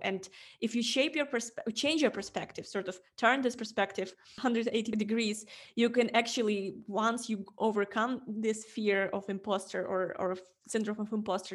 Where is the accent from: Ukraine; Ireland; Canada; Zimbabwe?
Ukraine; English is a second language; moved away as an adult; also born or lived in Estonia; I'm coming from Ukraine